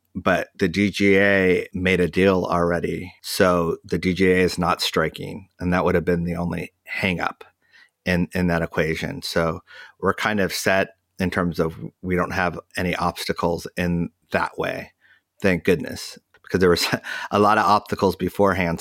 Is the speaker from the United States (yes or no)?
yes; United States; we're American